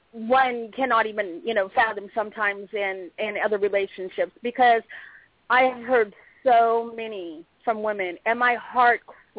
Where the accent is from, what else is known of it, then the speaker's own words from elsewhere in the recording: Long Beach, California, United States; born there; also born or lived in Oregon / Minnesota; I was born in Long Beach, but I lived in Oregon. I lived in Minnesota.